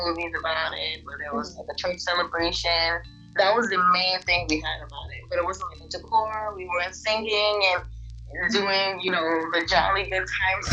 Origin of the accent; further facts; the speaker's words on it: United States; I grew up in America